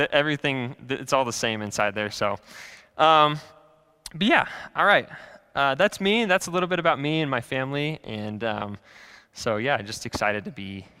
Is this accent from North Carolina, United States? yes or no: no; California, United States; born there; also born or lived in Iowa; now in Kansas City, United States; I kind of grew up all over the place. So I was born in Southern California, and then I moved to Iowa, quite the transition. And then we moved back to California and back to Iowa, and I kind of ended up in Kansas City.